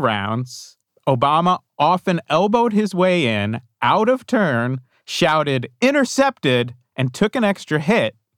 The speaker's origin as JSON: {"language": "English", "region": "New Jersey", "country": "United States", "tie": "born or raised there", "said": "I grew up in New Jersey in the nineteen eighties"}